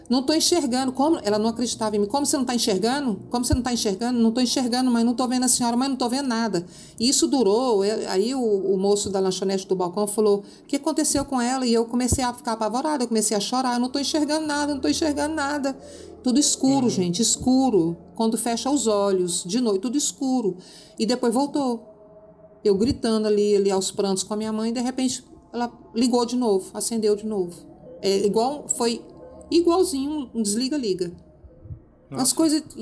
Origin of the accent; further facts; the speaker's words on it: Uberlândia, Minas Gerais, Brazil; born there; Minha família é de Minas, nasci em, em Uberlândia, inclusive.